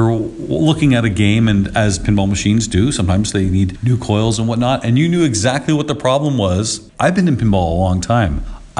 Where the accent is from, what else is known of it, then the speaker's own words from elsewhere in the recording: Burlington, Ontario, Canada; it's here in my hometown.